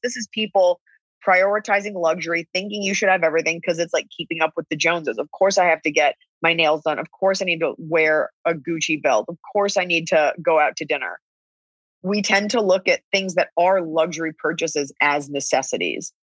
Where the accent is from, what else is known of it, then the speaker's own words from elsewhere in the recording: Texas, United States; We're both from Texas